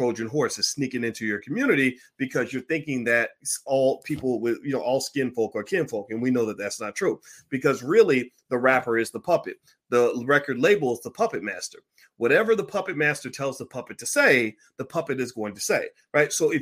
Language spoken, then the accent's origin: English; Louisville, Kentucky, United States; my hometown of Louisville